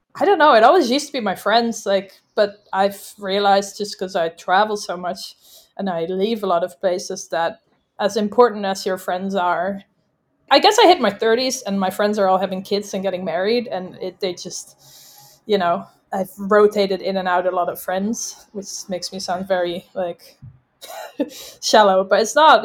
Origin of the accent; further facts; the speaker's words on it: just outside of Amsterdam, North Holland, Netherlands; moved away as an adult; also born or lived in London / Dubai; I'm from the Netherlands, just outside of Amsterdam